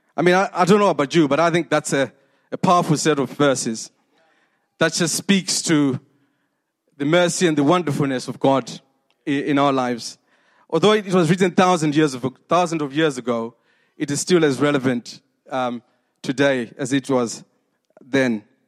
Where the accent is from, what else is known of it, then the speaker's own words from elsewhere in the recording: Zimbabwe; moved away; 46 years ago when I was born in Zimbabwe